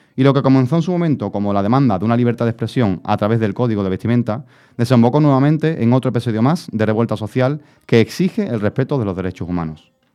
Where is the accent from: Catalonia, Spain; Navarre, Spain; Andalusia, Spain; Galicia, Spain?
Andalusia, Spain; Carmona; yo soy, yo de Carmona